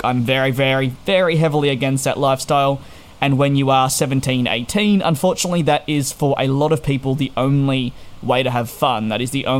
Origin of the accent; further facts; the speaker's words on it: Australia; moved away as an adult; now in United Kingdom; So at 18 years of age, I moved from Australia, having lived there for 18 years, to go on a 2-year visa to the United Kingdom.